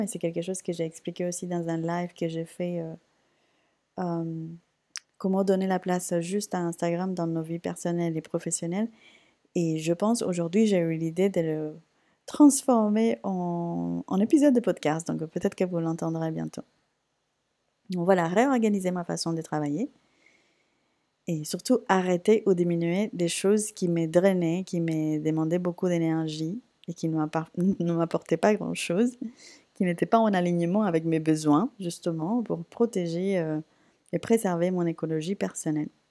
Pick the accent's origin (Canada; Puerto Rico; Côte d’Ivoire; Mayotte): Puerto Rico; now in France; J'ai repris la salsa parce que c'est quelque chose que je faisais naturellement chez moi à Porto Rico